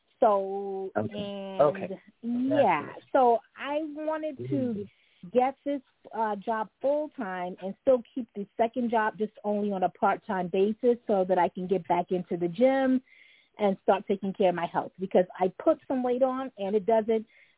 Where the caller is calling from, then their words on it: New York City, New York, United States; I am calling from New York City.